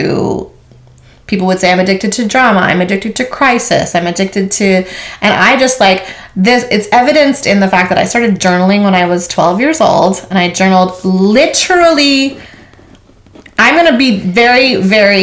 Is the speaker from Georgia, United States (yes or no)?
no; Maui, Hawaii, United States; I was born and raised on Maui, Hawaii.